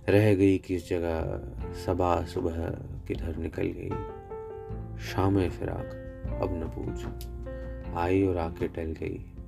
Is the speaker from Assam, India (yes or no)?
no; Haryana, India; मैं हरियाणा का निवासी हूँ